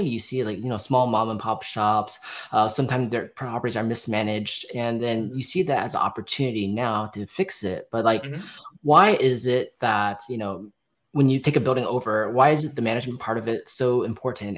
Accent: Columbus, Ohio, United States; I'm from Columbus, Ohio.

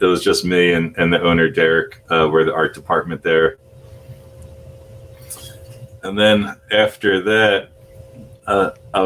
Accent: New Jersey, United States; moved away as an adult; also born or lived in Philadelphia; I grew up in South Jersey, skateboarding, listening to punk rock music

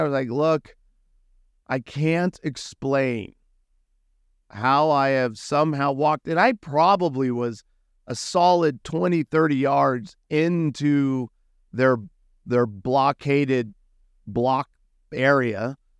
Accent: United States; I'm an American

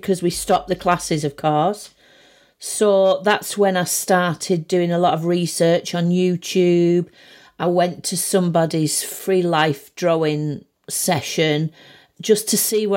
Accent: Barrow-in-Furness, North West England, United Kingdom; also born or lived in Manchester; I was born in Manchester, and then we moved to Barrow when I was about 18 months. And then apart from being at college, at art college, I've always lived around here

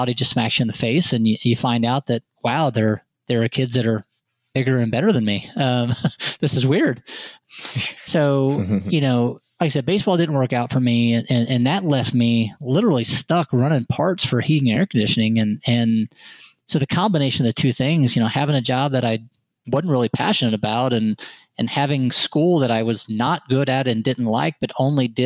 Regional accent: Haubstadt, Indiana, United States; moved away; I'm from small town Indiana, southern Indiana to be exact

